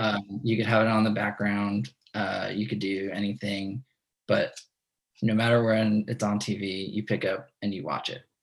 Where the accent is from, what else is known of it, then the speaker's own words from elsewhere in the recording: New York, United States; growing up in New York